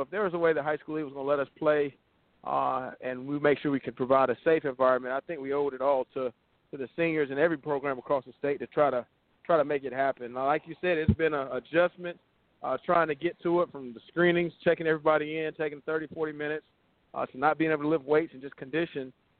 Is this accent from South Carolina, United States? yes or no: yes; Sumter, South Carolina, United States; also born or lived in Columbia, South Carolina; I got my first head coaching job in my hometown. I played at Sumter High School